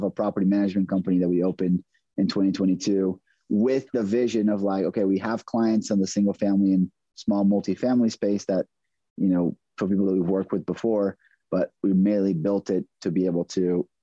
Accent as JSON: {"language": "English", "country": "Brazil", "tie": "born or raised there", "also_born_or_lived": "McAllen, Texas", "moved": "as an adult", "lives_now": "San Antonio, United States", "said": "I'm originally born and raised in Brazil. I came to the U.S. to on a tennis scholarship."}